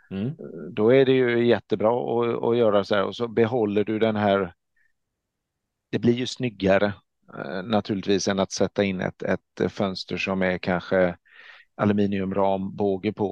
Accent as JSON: {"language": "Swedish", "region": "Småland", "country": "Sweden", "said": "tänka på att jag är smålänning"}